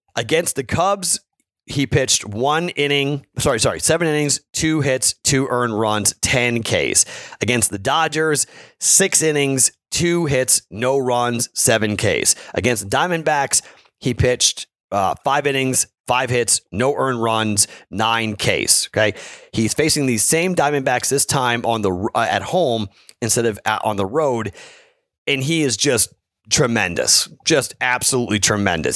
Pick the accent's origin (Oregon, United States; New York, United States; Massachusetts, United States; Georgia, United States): Massachusetts, United States; Andover; moved away; my hometown of Andover, Mass